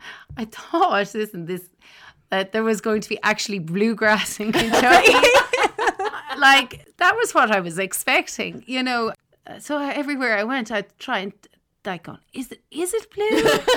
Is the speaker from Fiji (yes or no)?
no; Douro, Ireland; go home to Douro. And my hometown is, well, now it's so idyllic, right? When you're growing up there, it's just where you live.